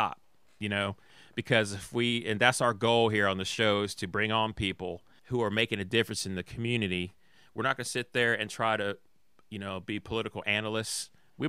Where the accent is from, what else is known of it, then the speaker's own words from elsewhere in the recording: Atlanta, Georgia, United States; You know, I was raised in Atlanta, Georgia.